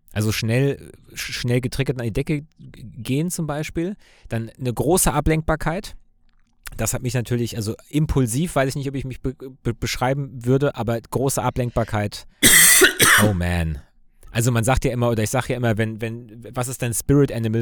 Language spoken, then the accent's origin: German; Cologne, North Rhine-Westphalia, Germany; Also ich als Kölner